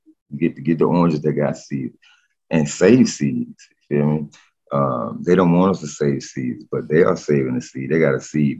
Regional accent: Lake Placid, Florida, United States; I grew up in South Florida in a town called Lake Placid, Florida.

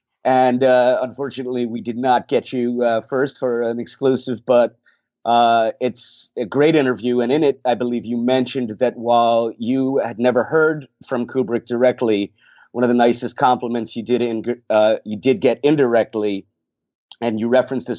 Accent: New Jersey, United States; I'm born and raised in North Jersey. I'm 13 miles from the city

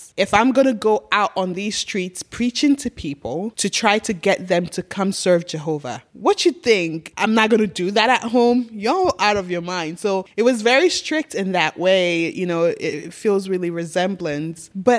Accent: Ghana; moved away; also born or lived in Nigeria; I grew up in Africa.

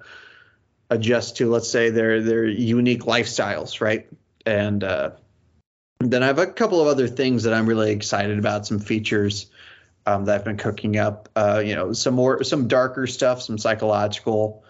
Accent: Houston, Texas, United States; I'm from Houston

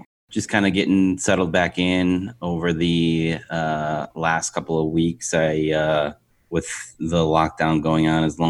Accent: Rochester, New York, United States; moved away; my hometown is a little bit better, which is Rochester, New York.

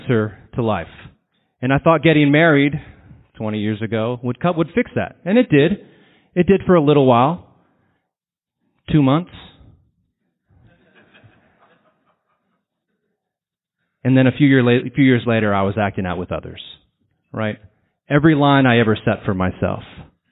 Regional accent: San Antonio, Texas, United States; I'm from San Antonio

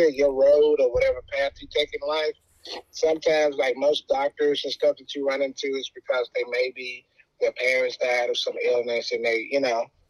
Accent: Nashville, Tennessee, United States; I was born and raised in Nashville, Tennessee

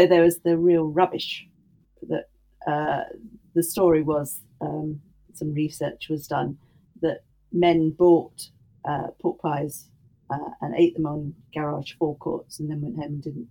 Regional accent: the Midlands, England, United Kingdom; I grew up in the Midlands

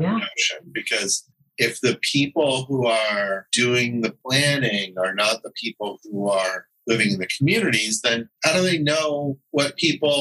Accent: Teaneck, New Jersey, United States; my hometown of Teaneck, New Jersey, where there is a master plan that the township has.

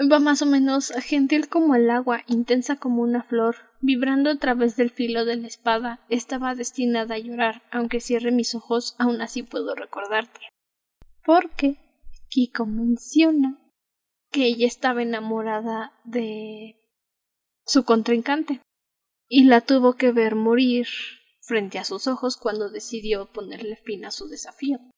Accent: Mexico; Creo que solo porque soy mexicana los franceses no me odiarían, porque al parecer les caen bien los mexicanos

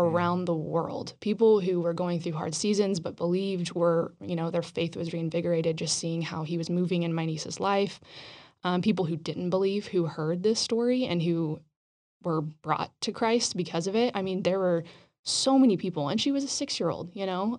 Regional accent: Roswell, New Mexico, United States; moved away; I grew up in Roswell

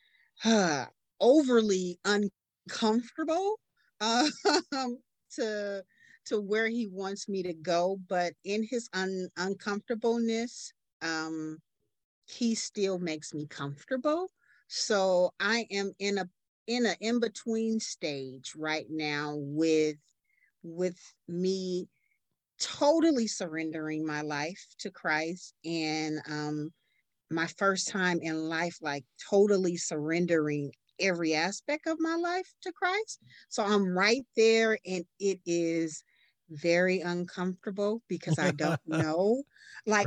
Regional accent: Oakland, California, United States; moved away as an adult; now in Houston, United States; I'm originally from Oakland, California, the Bay Area. And I relocated to Houston, Texas in 2019

